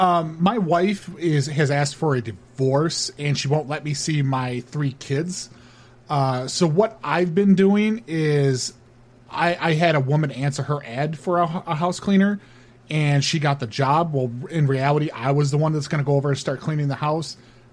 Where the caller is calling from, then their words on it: Honolulu, Hawaii, United States; I am calling from the island. I'm over here in Honolulu.